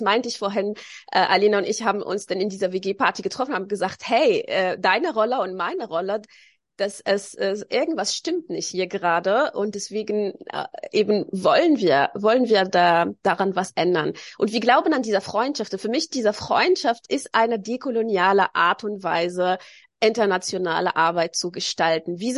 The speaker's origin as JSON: {"language": "German", "town": "Tunis", "region": "Tunis Governorate", "country": "Tunisia", "tie": "born there", "said": "Auch 500 Meter vom Strand war ich geboren in Tunesien in der Hauptstadt."}